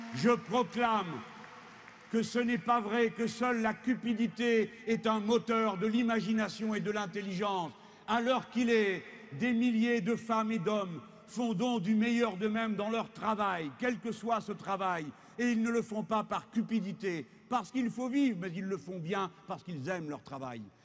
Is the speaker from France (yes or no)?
yes; France; Chez nous en France, chez nous en France